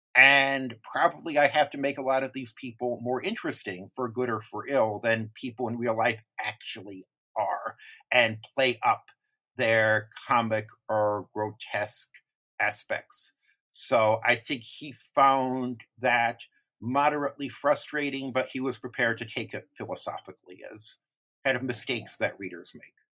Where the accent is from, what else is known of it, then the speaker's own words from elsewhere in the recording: United States; as an American reader